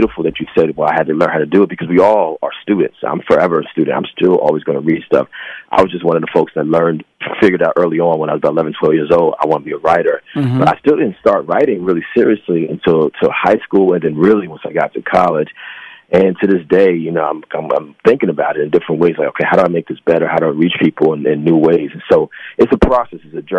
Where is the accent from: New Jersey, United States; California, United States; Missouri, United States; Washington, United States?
New Jersey, United States; born there; now in New York, United States; Well, Jersey. And I've lived in New York for almost 30 years.